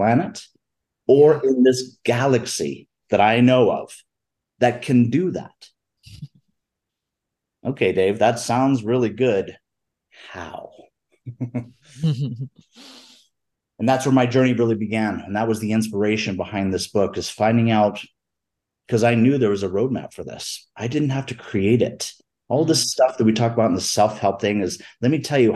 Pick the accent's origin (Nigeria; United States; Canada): United States; Florida Keys; moved away as an adult; now in Denver, United States; I grew up in the Florida Keys.